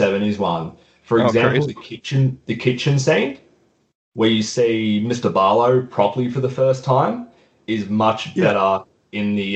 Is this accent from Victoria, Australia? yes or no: yes; Gippsland, Victoria, Australia; in Gippsland, I mean, which is pretty much all of around in where my hometown is.